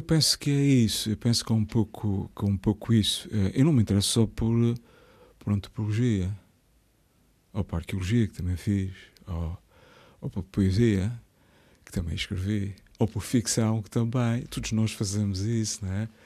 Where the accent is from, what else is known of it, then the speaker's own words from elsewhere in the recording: Azores, Portugal; also born or lived in Horta, Azores / Pico, Azores / Ribeira Grande, Azores; Eu nasci, eu nasci na Ribeira Grande, mas eu sou de muitos lados